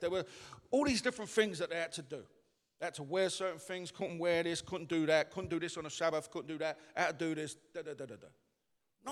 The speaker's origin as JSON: {"language": "English", "region": "London", "country": "United Kingdom", "moved": "yes", "said": "I come from the East End."}